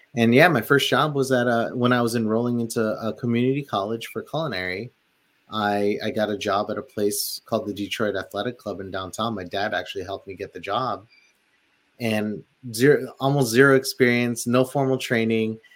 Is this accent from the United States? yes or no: no; Philippines; moved away; living in the Philippines and growing up in the Philippines too